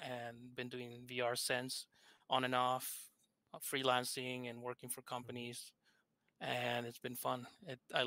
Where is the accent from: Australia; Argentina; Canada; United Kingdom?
Argentina; accent: thick accent; English is a second language; I'm from Argentina, hence my thick accent